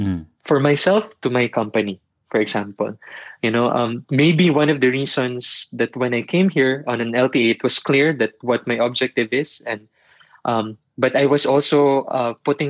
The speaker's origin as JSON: {"language": "English", "country": "Philippines", "also_born_or_lived": "Manila", "moved": "as an adult", "lives_now": "Dalian, China", "said": "I'm a Filipino"}